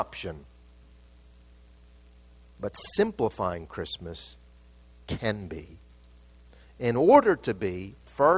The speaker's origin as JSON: {"language": "English", "town": "Mumbai", "region": "Maharashtra", "country": "India", "tie": "born or raised there", "said": "I was born in Bombay. They call it Mumbai now, but it was Bombay"}